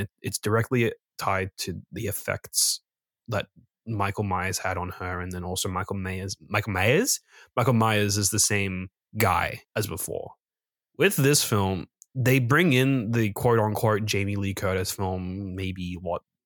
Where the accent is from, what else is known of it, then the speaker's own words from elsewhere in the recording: Australia; As an Australian